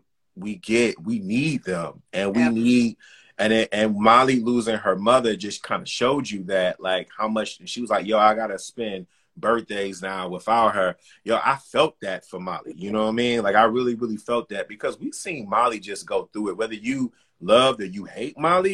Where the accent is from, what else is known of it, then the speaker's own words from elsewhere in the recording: Detroit, Michigan, United States; also born or lived in Fort Wayne, Indiana; now in New York, United States; I was three and a half hours away from my hometown, Detroit